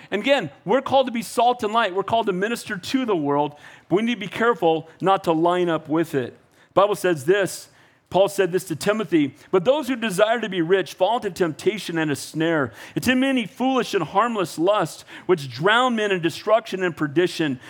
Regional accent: United States; I was born in America

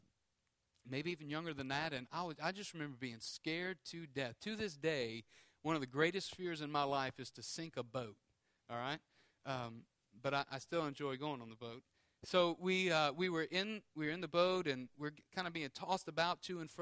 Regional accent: Houma, Louisiana, United States; I grew up in Houma, and we had a small boat.

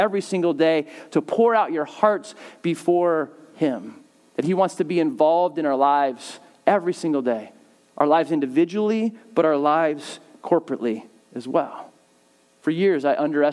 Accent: Southern California, United States; I grew up in Southern California

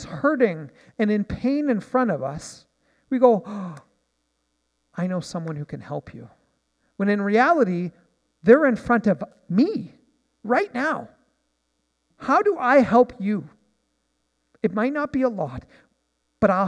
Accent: Nanaimo, British Columbia, Canada; I'm from Nanaimo

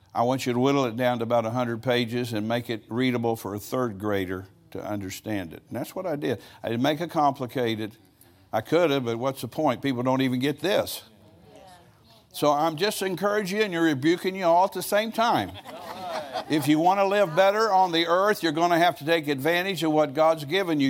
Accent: United States

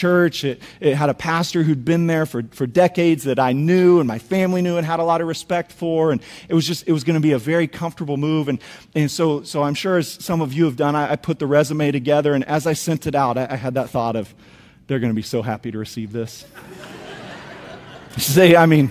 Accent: Topeka, Kansas, United States; also born or lived in Springfield; Angie and I, we grew up in Topeka, Kansas

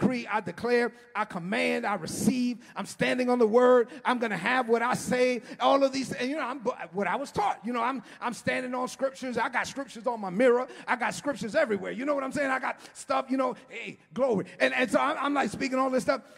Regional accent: New York City, New York, United States; I grew up in East New York

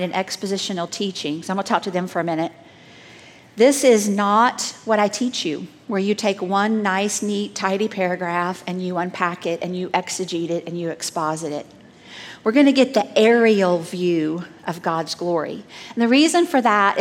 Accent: Southeast, United States; moved away; I grew up in the Southeast

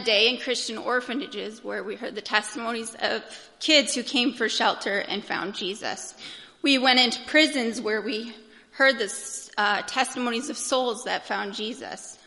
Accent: United States; I'm an American

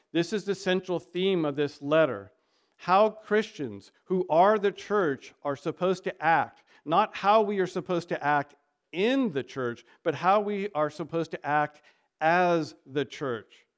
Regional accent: United States; we are an American

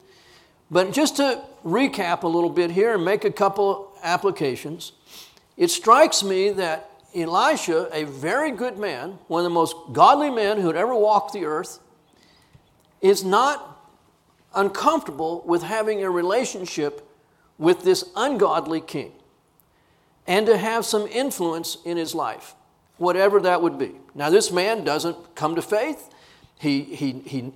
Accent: Corpus Christi, Texas, United States; I grew up in Corpus Christi

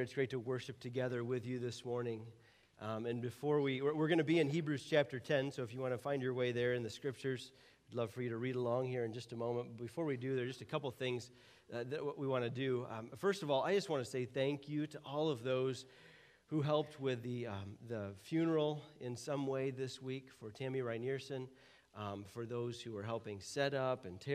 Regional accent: United States; as an American

